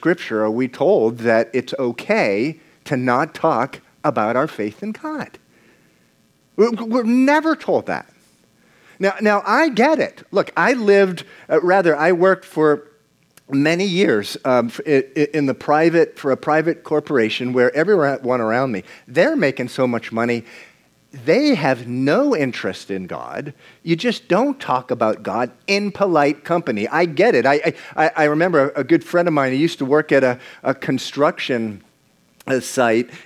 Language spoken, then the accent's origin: English; United States; also born or lived in Venezuela; we grew up in the United States of America